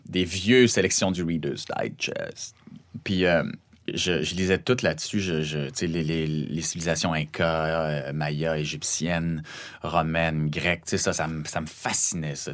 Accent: Saguenay, Quebec, Canada; accent: Saguenay; mon accent du Saguenay

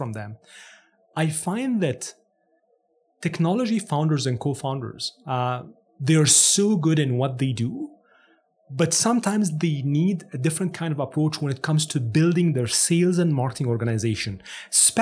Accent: Cairo, Cairo Governorate, Egypt; English is a second language; moved away as an adult; now in Canada; I'm actually born and raised in Cairo, Egypt.

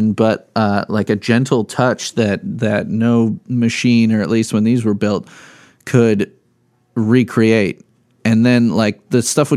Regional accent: Midwest, United States; love being a Midwesterner

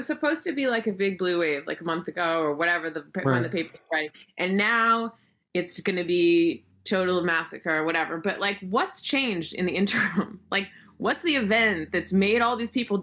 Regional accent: United States; moved away as an adult; also born or lived in New York City / suburban middle England; now in England, United Kingdom; me as an American coming into suburban British parenthood

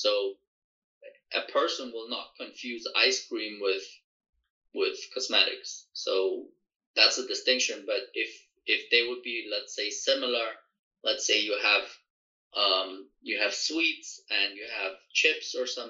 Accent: Germany; moved away; I grew up in Europe, so in Germany

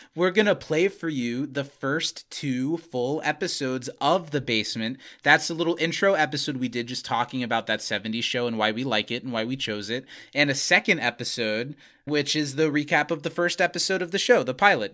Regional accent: Indiana, United States; didn't grow up in Wisconsin, but we grew up in Indiana

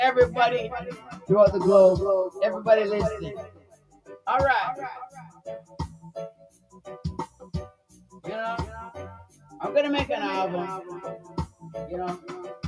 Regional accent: Toronto, Ontario, Canada; in Canada, I'm from Canada, Toronto

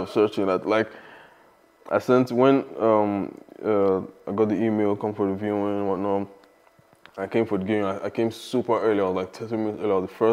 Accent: Lagos, Nigeria; moved away as an adult; I'm from Lagos, Nigeria. I mean, I lived in Lagos, I was born in Lagos, Nigeria. I lived there for, you know, all my life, basically. And I moved here when I was 24

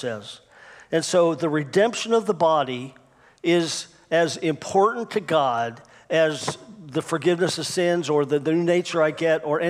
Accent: United States; I'm an American Christian. I love America, and I'm so thankful I live here

